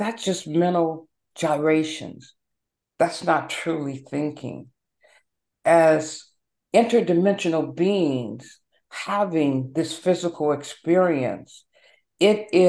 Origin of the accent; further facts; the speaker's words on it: Los Angeles, California, United States; also born or lived in Seattle, Washington; now in Maryland, United States; Originally, I was born and raised in Los Angeles